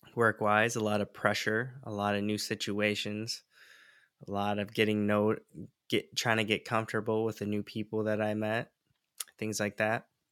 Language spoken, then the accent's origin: English; Michigan, United States; moved away as an adult; now in Santa Barbara, United States; where I was born and raised in Michigan and moved to California uh, in the Santa Barbara area